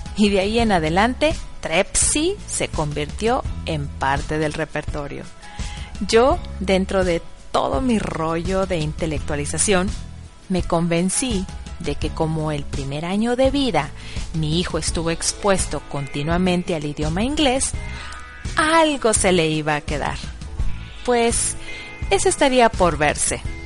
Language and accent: Spanish; Monterrey, Nuevo León, Mexico; first language Spanish; moved away as an adult; now in Bad Neustadt, Germany; yo soy mexicana, de padres mexicanos. Nací en el meritito Monterrey y en casa siempre se habló español o castellano